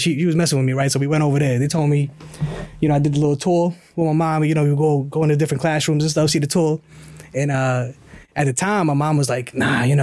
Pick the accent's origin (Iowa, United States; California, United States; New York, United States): New York, United States; also born or lived in Bombay, India; Born in India, moved to New York when I was 9